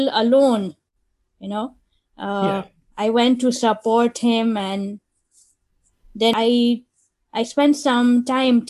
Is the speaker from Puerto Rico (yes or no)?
no; Nigeria; moved away as an adult; also born or lived in London / India; I grew up in Nigeria and I studied microbiology from there